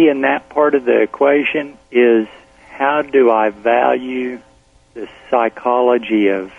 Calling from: Austin, Texas, United States

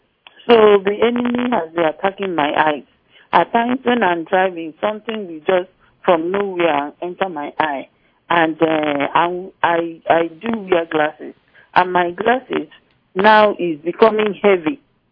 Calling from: Michigan, United States; I'm calling from Michigan.

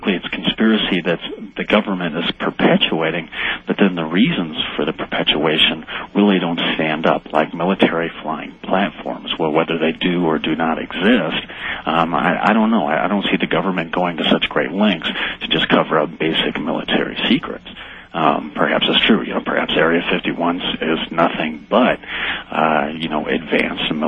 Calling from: Boulder, Colorado, United States; I'm calling from Boulder, actually.

